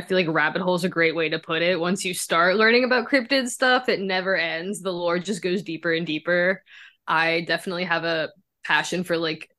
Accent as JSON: {"language": "English", "town": "Memphis", "region": "Tennessee", "country": "United States", "tie": "born or raised there", "moved": "yes", "said": "I grew up in Memphis. There's nothing scary there but cops."}